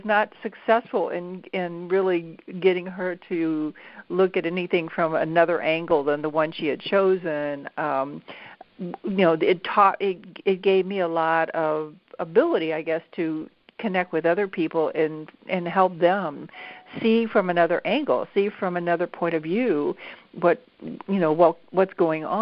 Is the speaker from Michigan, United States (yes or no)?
no; St. Louis, Missouri, United States; was raised in St. Louis